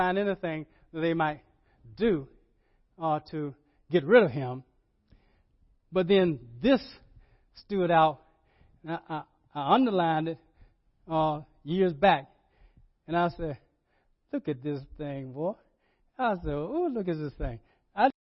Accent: Rocky Mount, North Carolina, United States; when I was growing up in Ebenezer Baptist Church in Rocky Mountain, North Carolina.

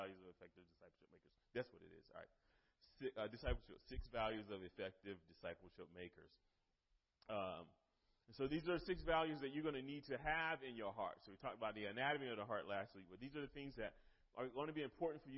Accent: Eastern North Carolina, United States; moved away as an adult; now in Lynchburg, United States; I'm from North Carolina, Eastern North Carolina. We've been in Lynchburg now for 16, 17 years

